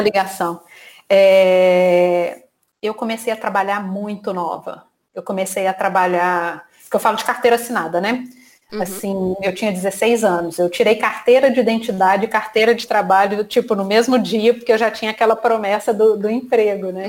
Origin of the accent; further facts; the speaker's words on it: Minas Gerais, Brazil; moved away as an adult; now in Rio de Janeiro, Brazil; eu sou mineira, estou aqui no Rio já há 10 anos